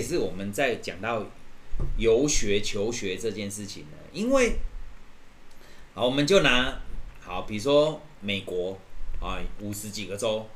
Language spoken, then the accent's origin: Chinese; Taiwan; 我们这个台湾的文化就是比较喜欢，哎，好像损别人